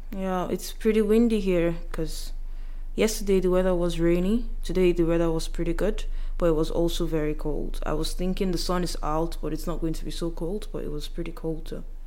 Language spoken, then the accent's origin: English; Yoruba side of Nigeria, Southwest Nigeria, Nigeria; I'm from the Yoruba side and the meals we eat is totally different from those from Igbo side or Hausa side or the other parts of Nigeria